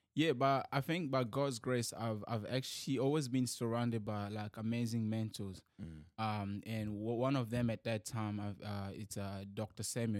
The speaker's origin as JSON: {"language": "English", "country": "DR Congo", "also_born_or_lived": "New Zealand", "moved": "yes", "lives_now": "Sydney, Australia", "said": "I'm from Democratic Republic of Congo"}